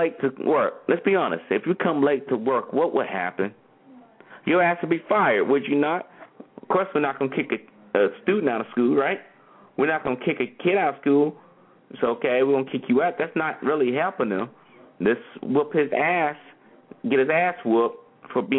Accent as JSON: {"language": "English", "region": "North Carolina", "country": "United States", "said": "where I'm from North Carolina"}